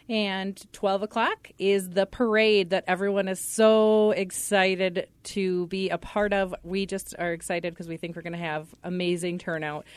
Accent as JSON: {"language": "English", "town": "Pequot Lakes", "region": "Minnesota", "country": "United States", "tie": "born or raised there", "moved": "as an adult", "said": "I was born and raised in Pequot and went to school kindergarten through twelfth grade at Pequot Lakes"}